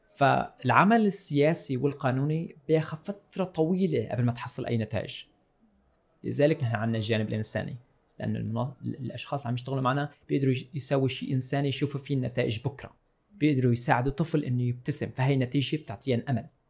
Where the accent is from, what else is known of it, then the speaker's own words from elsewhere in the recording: Syria; moved away; كسوريين صار عندنا ثوره